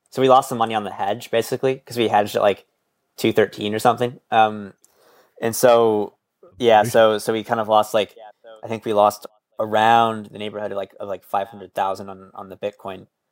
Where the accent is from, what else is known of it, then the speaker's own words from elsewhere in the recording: Midwest, United States; I'm from the Midwest